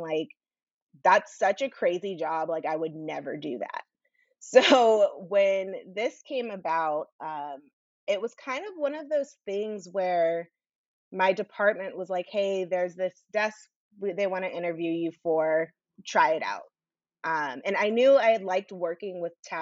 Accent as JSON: {"language": "English", "area": "Orange County", "region": "California", "country": "United States", "tie": "born or raised there", "also_born_or_lived": "Washington, D.C.", "said": "I grew up in Orange County."}